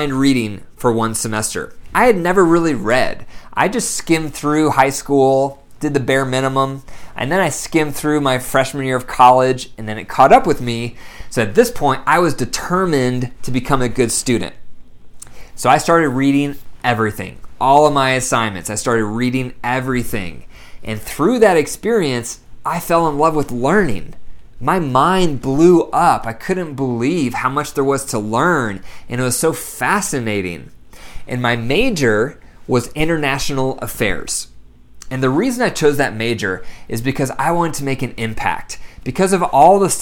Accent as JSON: {"language": "English", "town": "Bryan", "region": "Ohio", "country": "United States", "tie": "born or raised there", "said": "I was born in Bryan, Ohio. Very small town. Up in the northwest corner of Ohio"}